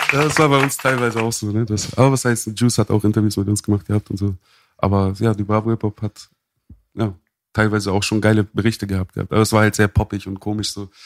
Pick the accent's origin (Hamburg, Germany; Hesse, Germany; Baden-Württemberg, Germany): Hamburg, Germany; born or raised there